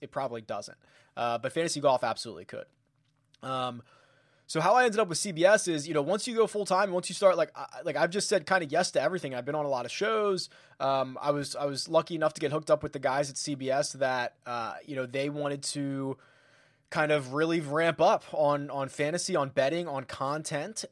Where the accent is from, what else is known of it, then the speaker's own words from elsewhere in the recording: Philadelphia, Pennsylvania, United States; moved away; I'm originally from Philadelphia